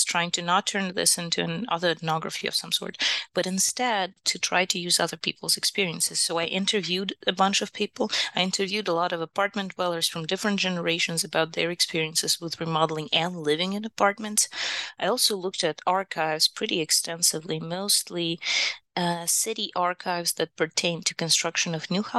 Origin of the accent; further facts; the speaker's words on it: Kyiv, Ukraine; moved away as an adult; also born or lived in Milwaukee, United States; now in Utah, United States; I'm from Kyiv, Ukraine, and my earliest architecture education is actually from Ukraine.